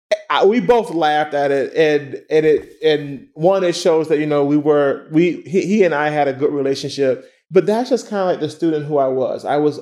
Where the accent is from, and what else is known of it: Miami, Florida, United States; moved away as an adult; also born or lived in Amherst